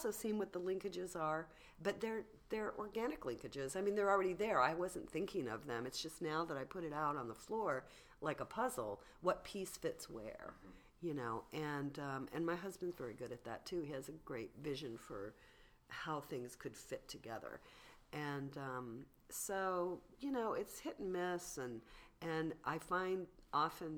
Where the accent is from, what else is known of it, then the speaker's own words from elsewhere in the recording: San Diego, California, United States; I grew up in San Diego